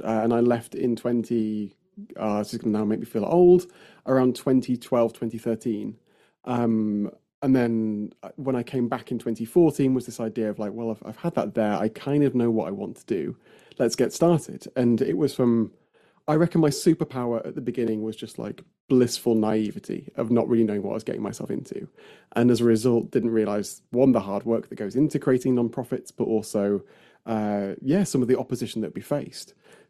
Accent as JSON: {"language": "English", "region": "Yorkshire and the Humber", "country": "United Kingdom", "tie": "born or raised there", "said": "I came back home and then realized there was lots missing from my experience growing up in Yorkshire in the north of England"}